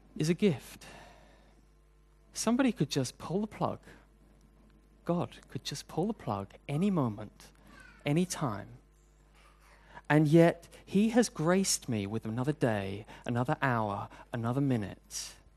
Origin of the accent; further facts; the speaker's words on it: United Kingdom; now in Hong Kong; I'm British, and queuing is a national sport